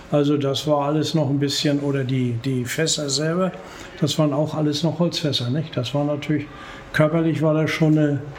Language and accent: German; Rostock, Mecklenburg-Vorpommern, Germany; ich bin also normalerweise bin ich äh, Mecklenburger, also ich bin Rostocker.